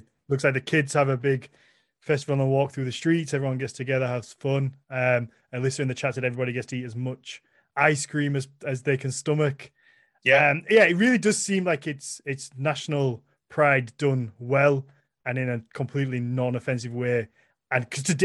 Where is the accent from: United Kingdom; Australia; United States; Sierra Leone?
United Kingdom; England; Even for me as an Englishman